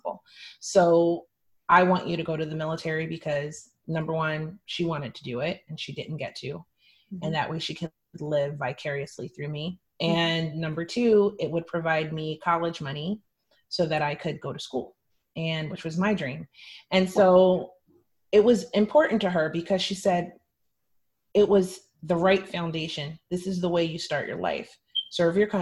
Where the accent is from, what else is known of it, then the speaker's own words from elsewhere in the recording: Hershey, Pennsylvania, United States; also born or lived in Philadelphia, Pennsylvania; I was born in Philadelphia to a quite dysfunctional family. And I was the child of divorce. And my mother, she entered a new relationship with a man who was mentally ill while she was struggling with mental health issues. So that made my childhood really unbalanced until about fourth grade when I was accepted into the Milton Hershey School, which is a private school in central Pennsylvania.